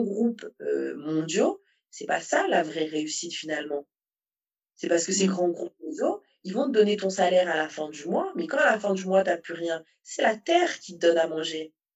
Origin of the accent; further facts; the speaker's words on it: Saint-Paul, Réunion; moved away as an adult; also born or lived in southern Île-de-France, France; now in France; je suis de Saint-Paul